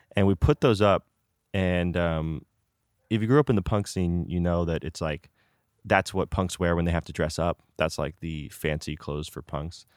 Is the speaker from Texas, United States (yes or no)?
no; Danville, California, United States; I grew up in Danville